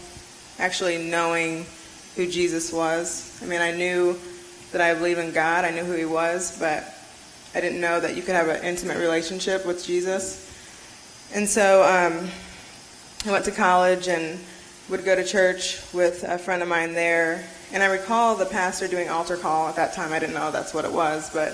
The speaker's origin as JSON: {"language": "English", "town": "Fort Wayne", "region": "Indiana", "country": "United States", "tie": "born or raised there", "moved": "as an adult", "lives_now": "Nashville, United States", "said": "I'm from Fort Wayne, Indiana"}